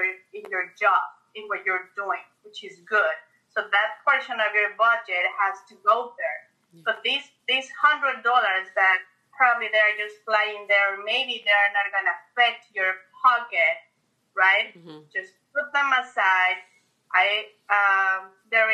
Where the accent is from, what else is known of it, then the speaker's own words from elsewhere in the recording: Mexico; moved away as an adult; now in Florida, United States; we're originally from Mexico